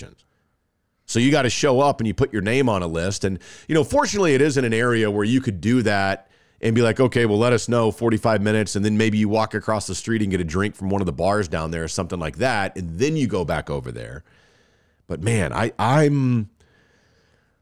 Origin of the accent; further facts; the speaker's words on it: Texas, United States; I'm from Texas